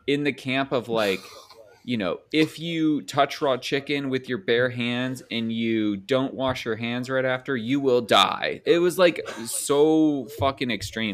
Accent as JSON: {"language": "English", "region": "Indiana", "country": "United States", "said": "I'm from Indiana"}